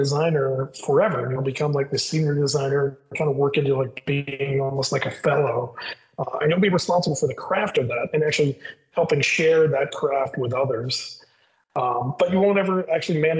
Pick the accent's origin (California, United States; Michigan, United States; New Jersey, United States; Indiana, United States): Indiana, United States; Bloomington; I grew up in the Midwest. My parents were divorced. And so my mother, who I lived with, lived in Bloomington, Indiana